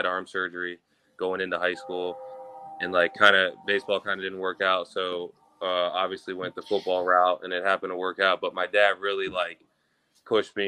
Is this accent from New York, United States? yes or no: no; Florida, United States; also born or lived in Illinois; I was born in Illinois and I had moved down to Florida.